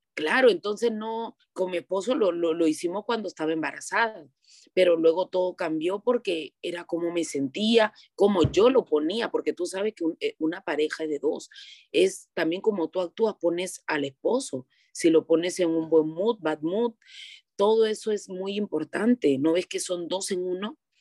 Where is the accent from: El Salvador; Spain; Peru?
Peru; soy de Perú